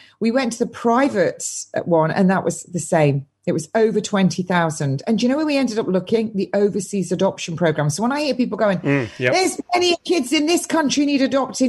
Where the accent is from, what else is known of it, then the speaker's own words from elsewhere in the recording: England, United Kingdom; I'm English.